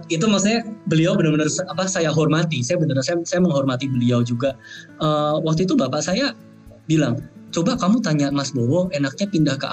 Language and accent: Indonesian; Java, Indonesia; Maksudnya saya orang Indonesia yang memiliki budaya saya besarnya di Jawa pula ya culture saya tuh Jawanya lebih lebih dominan daripada Tionghoanya gitu